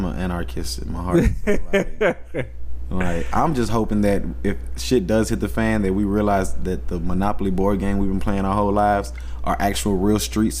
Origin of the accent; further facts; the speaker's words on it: Michigan, United States; I'm not from Detroit. I'm from Michigan.